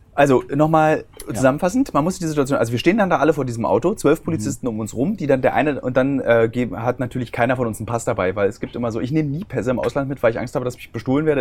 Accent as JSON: {"language": "German", "region": "Berlin", "country": "Germany", "tie": "born or raised there", "said": "Ich als Berliner habe nichts gegen Zugezogene. Meine Heimatstadt Berlin"}